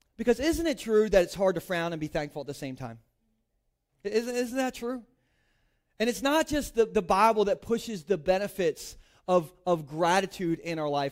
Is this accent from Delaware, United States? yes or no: yes; Delaware, United States; I grew up in Gumburgh, Delaware, like, inland Sussex